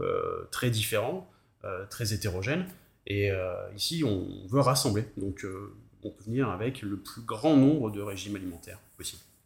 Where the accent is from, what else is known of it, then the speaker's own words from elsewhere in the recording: Périgord, Nouvelle-Aquitaine, France; now in Nantes, France; je viens du, du, du Périgord